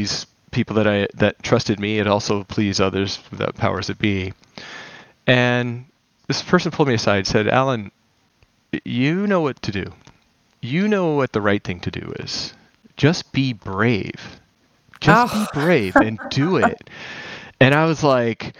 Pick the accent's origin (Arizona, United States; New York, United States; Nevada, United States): Nevada, United States; Las Vegas; I grew up in Las Vegas